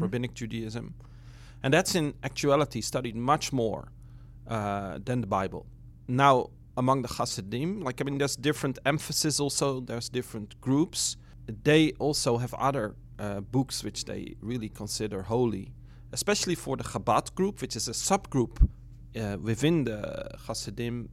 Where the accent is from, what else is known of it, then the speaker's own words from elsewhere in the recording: Netherlands; also born or lived in Brooklyn; now in New York, United States; from the Netherlands originally.